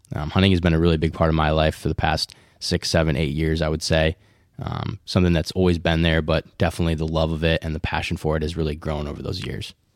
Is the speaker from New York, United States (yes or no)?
no; West Michigan, United States; We're three men from West Michigan